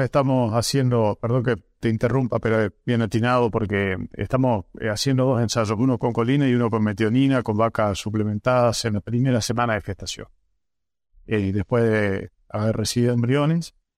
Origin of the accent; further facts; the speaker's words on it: northern Santa Fe, Argentina; yo soy del norte de Santa Fe